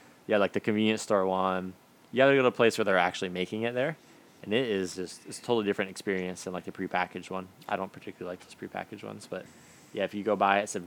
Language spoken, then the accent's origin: English; Michigan, United States; moved away as an adult; also born or lived in San Marcos, Texas; now in Japan; And I'm from Michigan traditionally.